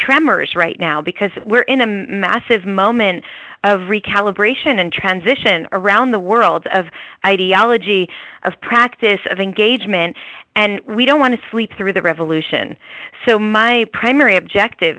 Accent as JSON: {"language": "English", "region": "New Jersey", "country": "United States", "tie": "born or raised there", "said": "my town that I grew up in New Jersey"}